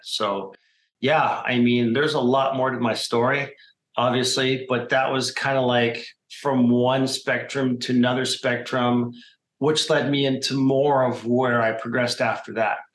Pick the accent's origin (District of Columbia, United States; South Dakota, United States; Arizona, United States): Arizona, United States; Phoenix; I'm a Phoenix native, meaning I was born here in Arizona